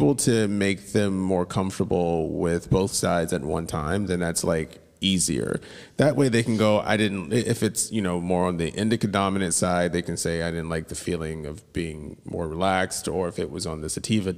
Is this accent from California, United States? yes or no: no; Atlanta, Georgia, United States; I had like a weird position like growing up in Atlanta